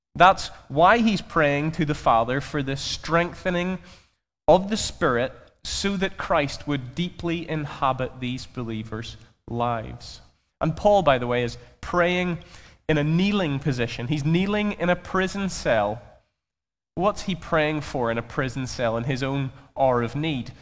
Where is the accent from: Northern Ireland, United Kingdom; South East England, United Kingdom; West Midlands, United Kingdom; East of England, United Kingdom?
Northern Ireland, United Kingdom; Belfast; I'm from Belfast, if you haven't already grasped that from my accent.